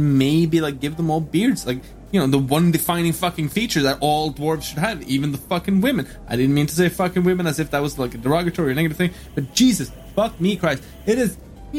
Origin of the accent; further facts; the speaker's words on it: Norway; I'm from Norway.